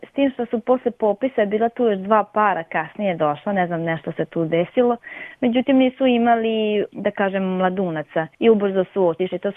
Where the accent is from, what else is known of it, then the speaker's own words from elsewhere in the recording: Taraš, Vojvodina, Serbia; kod nas u Tarašu